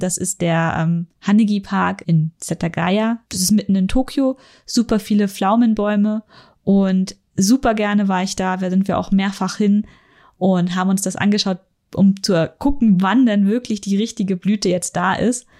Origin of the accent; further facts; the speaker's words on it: Northern Germany, Germany; now in Munich, Germany; ich bin in Norddeutschland aufgewachsen